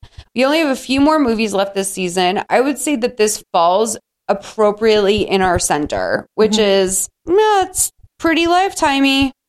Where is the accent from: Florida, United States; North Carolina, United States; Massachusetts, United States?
Massachusetts, United States; Boston; born or raised there